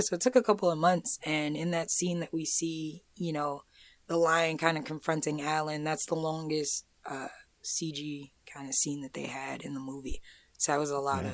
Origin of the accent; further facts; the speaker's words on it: Amityville, New York, United States; I'm from Amityville.